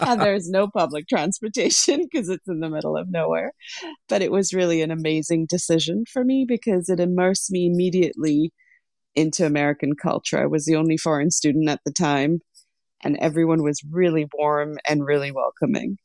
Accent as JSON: {"language": "English", "country": "Lesotho", "tie": "born or raised there", "also_born_or_lived": "Sri Lanka", "moved": "yes", "lives_now": "United States", "said": "I was actually born in Sri Lanka, but I grew up in Lesotho."}